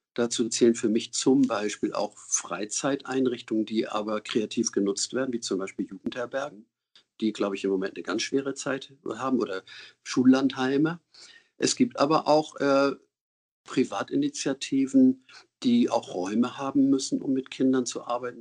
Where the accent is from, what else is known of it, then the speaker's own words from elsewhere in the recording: Hamburg, Germany; Ich bin 47 in Hamburg geboren, in Winterhude.